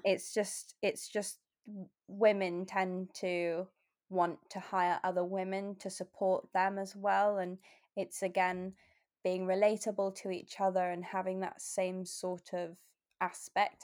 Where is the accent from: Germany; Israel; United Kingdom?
United Kingdom; Bath, South West England; moved away as an adult; also born or lived in Lake District / Oxford / London / Australia; now in Exeter, United Kingdom; I was born in the Lake District, um, and I moved to Bath when I was about four.